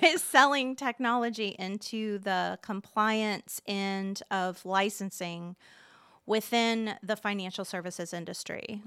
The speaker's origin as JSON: {"language": "English", "town": "Muncie", "region": "Indiana", "country": "United States", "tie": "born or raised there", "said": "Born and raised in Delaware County"}